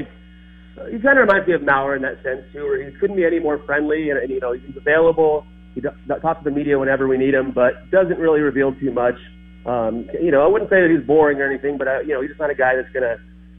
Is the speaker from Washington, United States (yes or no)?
no; Los Angeles County, California, United States; moved away; I grew up in Los Angeles County, but not too far from Anaheim, still, though.